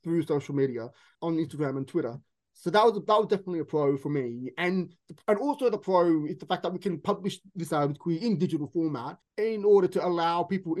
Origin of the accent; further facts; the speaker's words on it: Sydney, New South Wales, Australia; moved away as an adult; now in London, United Kingdom; where I grew up in Sydney, in the Western suburbs